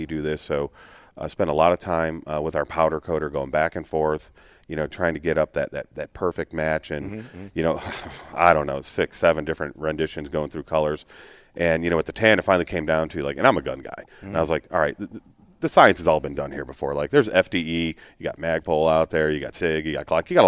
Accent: Illinois, United States; being from Illinois.

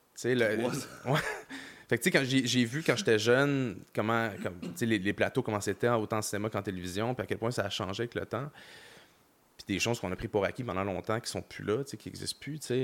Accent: Montreal, Quebec, Canada; J'ai grandi à Montréal

